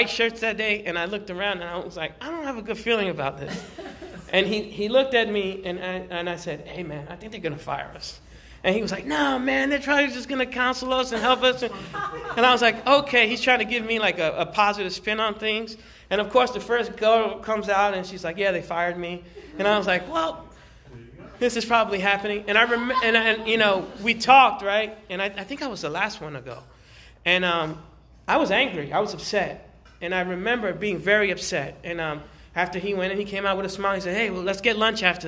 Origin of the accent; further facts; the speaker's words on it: New York City, New York, United States; moved away; I was raised in New York City. I grew up in the South Bronx. I was born in Harlem